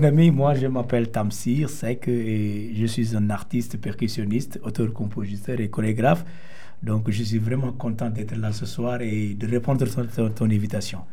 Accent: Senegal; le Sénégal, c'est mon pays

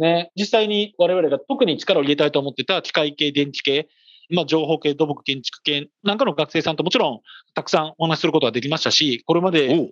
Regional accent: Niigata, Japan; 私、新潟出身

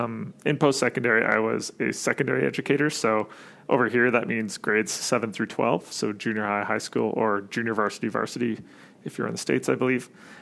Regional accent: Sherwood Park, Alberta, Canada; Born and raised more or less. Like there's a a small town just outside of Edmonton. Well, it's not that small. There's like 90,000 people in it now, but it's called Sher Park.

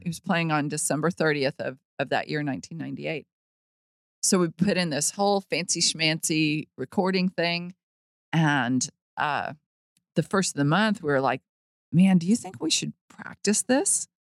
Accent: Las Vegas, Nevada, United States; now in Fort Worth, United States; growing up in Vegas

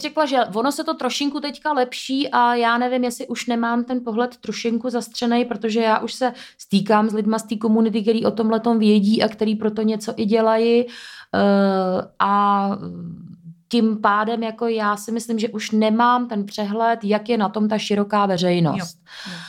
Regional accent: Ústí nad Labem, Ústí nad Labem Region, Czechia; moved away as an adult; also born or lived in Prague; now in České Středohoří, Czech Republic; já jsem původně z Ústí nad Labem

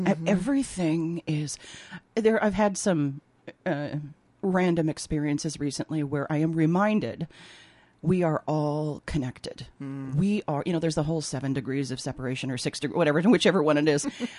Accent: Minnesota, United States; accent: Minnesota; moved away as an adult; now in New York, United States; I'm in Minnesota now. Here comes my Minnesota accent.

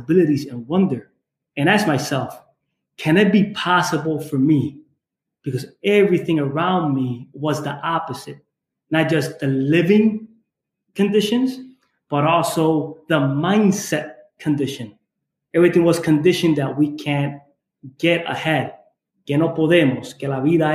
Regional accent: Holyoke, Massachusetts, United States; I grew up in Holyoke, Massachusetts, in the Springfield, Mass area

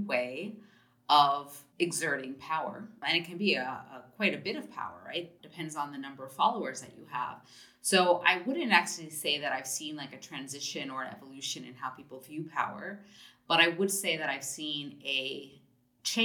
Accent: United States; moved away as an adult; also born or lived in Germany; I'm an American by birth

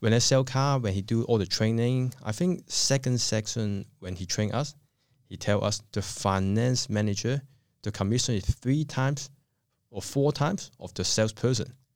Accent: Hong Kong; moved away as an adult; now in Australia; I come from Hong Kong. I came to Australia in two thousand two.

